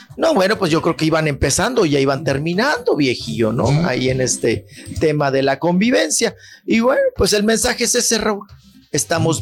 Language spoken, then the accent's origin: Spanish; Chihuahua, Mexico; estoy acá en el estado grande, estoy en mi tierra, en Chihuahua